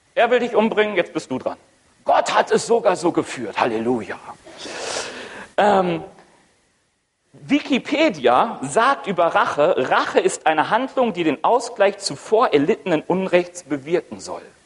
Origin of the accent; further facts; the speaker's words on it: Ruhr area, North Rhine-Westphalia, Germany; moved away as an adult; now in Roth, Germany; Komme eigentlich aus dem Ruhrgebiet